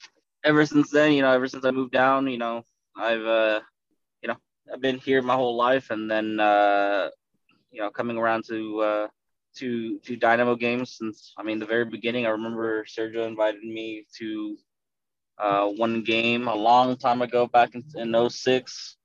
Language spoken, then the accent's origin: English; Washington, District of Columbia, United States; But on the MLS side, obviously, since I am from Washington, D.C., mm-hmm.